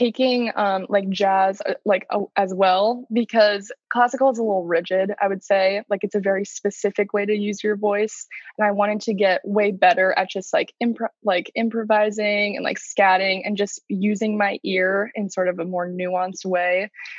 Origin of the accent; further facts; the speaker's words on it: Maryland, United States; also born or lived in Georgia; No, I was born in Georgia, actually. We moved around a lot and kind of settled just in Maryland. So that's where I say I'm from.